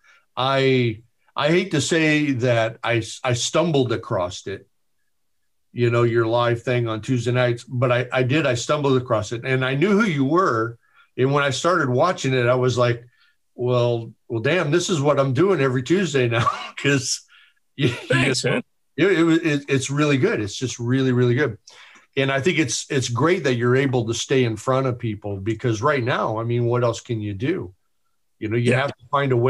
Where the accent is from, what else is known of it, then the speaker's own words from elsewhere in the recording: Chicago, Illinois, United States; I'm from Chicago, so I grew up on blues. You know what I mean? I cut my teeth in all the blues clubs in Chicago